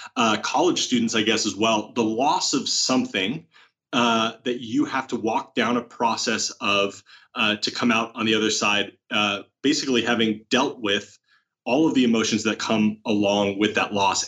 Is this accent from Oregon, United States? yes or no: yes; Oregon, United States; moved away as an adult; now in Rancho Cucamonga, United States; growing up in Oregon